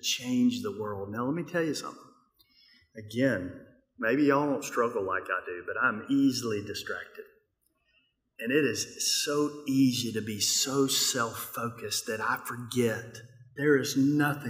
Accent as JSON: {"language": "English", "region": "Mississippi", "country": "United States", "said": "I'm from Mississippi"}